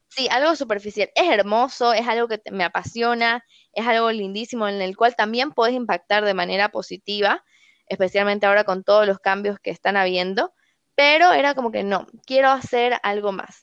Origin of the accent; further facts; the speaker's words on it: Santa Cruz de la Sierra, Santa Cruz, Bolivia; toda mi familia es argentina, yo soy la primera boliviana de mi familia, entonces siempre nos íbamos de viaje, o sea, te hablo de viajes súper baratos, nos íbamos en bus desde Santa Cruz a Buenos Aires